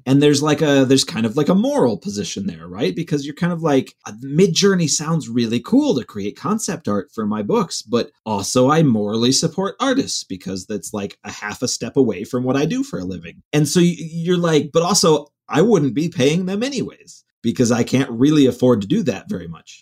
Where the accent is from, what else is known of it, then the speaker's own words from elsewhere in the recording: Cleveland, Ohio, United States; moved away as an adult; I grew up in Cleveland